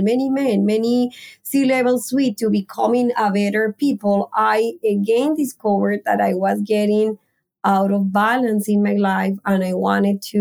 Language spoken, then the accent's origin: English; Colombia; moved away as an adult; I am from Colombia and I came when I was 23 years old.